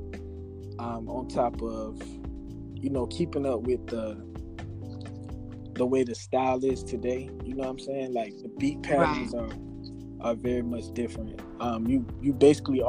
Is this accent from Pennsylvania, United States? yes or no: no; Sumter, South Carolina, United States; also born or lived in Manning, South Carolina; majority of my life, like my adolescence, I was in Sumter, South Carolina